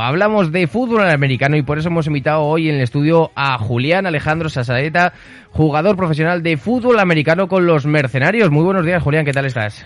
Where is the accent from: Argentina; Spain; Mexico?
Spain; Zaragoza, Aragon; en Zaragoza, en nuestra propia ciudad